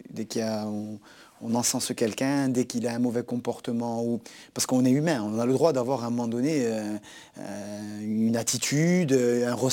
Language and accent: French; Corsica, France; c'était par exemple un derby Bastia-Ajaccio où je sais que c'est quelque chose de très fort pour ma région.